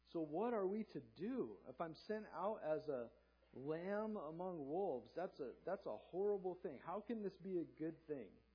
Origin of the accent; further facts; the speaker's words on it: Southern California, United States; also born or lived in Hanford, California; I grew up in Southern California, sunny beach town